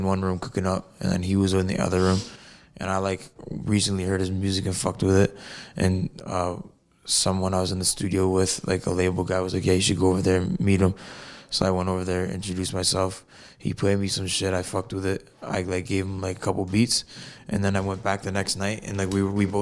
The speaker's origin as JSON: {"language": "English", "town": "Fort Erie", "region": "Ontario", "country": "Canada", "tie": "born or raised there", "also_born_or_lived": "Niagara Falls, Ontario", "said": "I was born in Niagara Falls, Ontario, Canada. And I grew up in a small town called Fort Erie"}